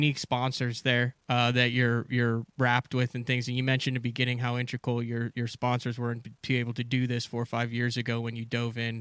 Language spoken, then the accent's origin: English; Central Illinois, United States; I grew up in Central Illinois